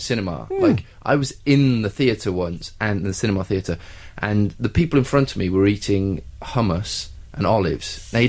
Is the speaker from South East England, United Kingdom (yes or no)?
no; South Wales, United Kingdom; I grew up in South Wales, quite a tough climate